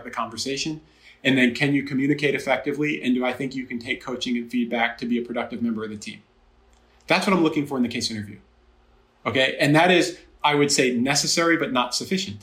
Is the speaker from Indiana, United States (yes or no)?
no; Jersey Shore, New Jersey, United States; moved away as an adult; also born or lived in Massachusetts / Chicago; I grew up in the Jersey Shore, so I'm from the tri-state.